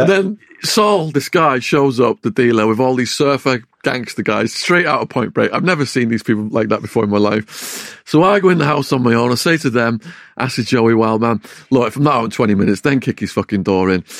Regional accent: Widnes, North West England, United Kingdom; accent: English; moved away as an adult; also born or lived in Arizona, United States; my hometown of Widnes

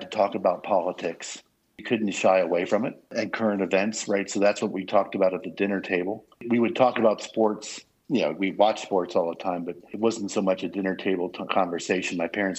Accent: New York, United States; So because I grew up in New York, I grew up a Baltimore fan.

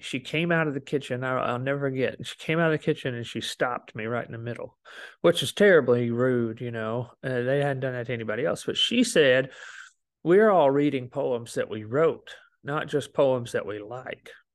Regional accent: Alabama, United States; moved away as an adult; also born or lived in Memphis; I came from Alabama

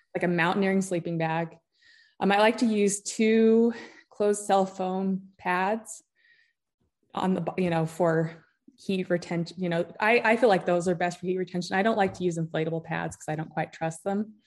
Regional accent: Utah, United States; moved away as an adult; also born or lived in Homer, Alaska; I grew up in Utah

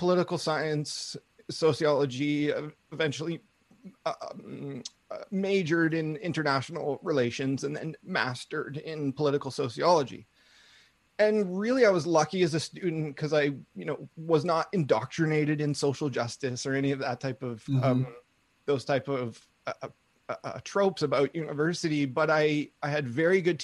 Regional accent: Vancouver, British Columbia, Canada; I grew up in Vancouver, British Columbia

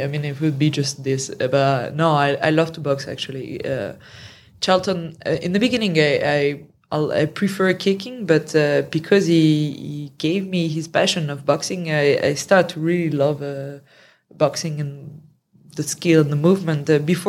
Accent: France; accent: French; My French accent.

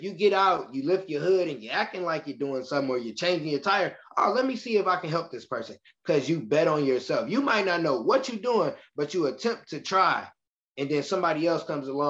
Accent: Michigan City, Indiana, United States; moved away as an adult; now in Indianapolis, United States

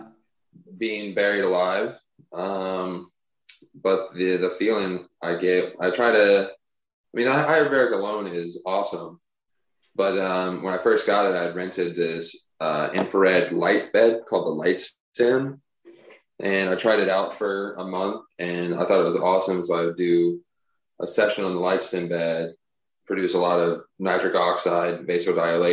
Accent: Dallas, Texas, United States; moved away as an adult; also born or lived in New York; I'm born and raised in Dallas

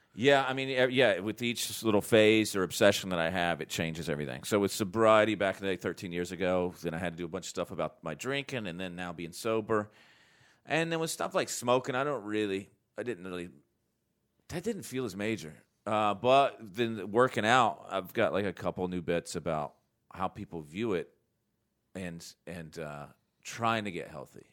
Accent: North Carolina, United States; I was raised here in North Carolina

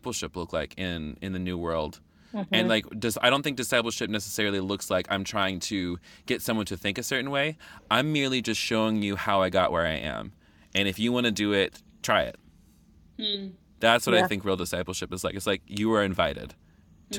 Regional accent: the South, United States; I'm from the South

